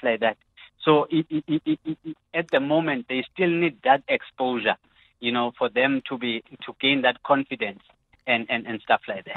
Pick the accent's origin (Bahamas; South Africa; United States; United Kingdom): South Africa; as a South African uh, uh taxpayer